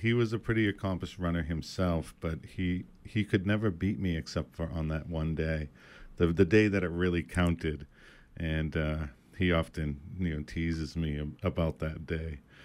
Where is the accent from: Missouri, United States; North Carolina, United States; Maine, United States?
Maine, United States; Indian Island; growing up on Indian Island, you know, my, my mom and my grandmother